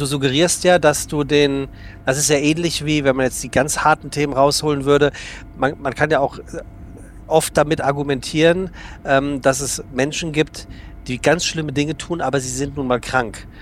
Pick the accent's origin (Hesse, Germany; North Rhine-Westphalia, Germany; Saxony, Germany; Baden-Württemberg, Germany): Hesse, Germany; Frankfurt; moved away; also born or lived in Hamburg; ich komme aus gebürtig aus Frankfurt